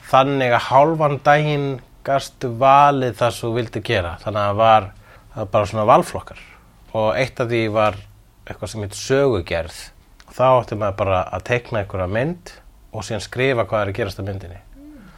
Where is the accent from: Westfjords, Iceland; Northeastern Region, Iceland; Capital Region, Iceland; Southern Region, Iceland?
Capital Region, Iceland; Reykjavík; also born or lived in Sweden / Svarfaðardalur, Iceland; Ég ólst upp í Vesturbænum, ég held að það sé sástaður sem ég ólst hvað mest upp, en líka í Svíþjóð og líka í Svaravadardalnum fyrir norðan.